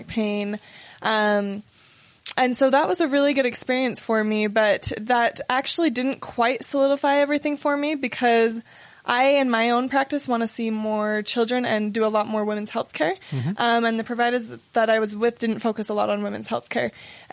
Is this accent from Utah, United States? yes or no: yes; Roy, Utah, United States; I'm from Roy